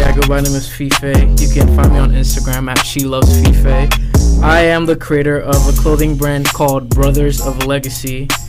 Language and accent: English; Nigeria; moved away; also born or lived in Dublin, Ireland; Born in Dublin. I grew up in Nigeria, as you all know.